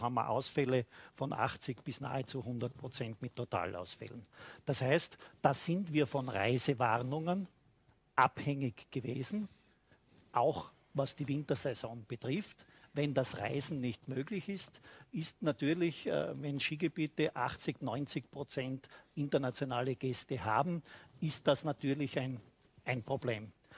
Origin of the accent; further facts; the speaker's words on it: Styria, Austria; bei uns in der Steiermark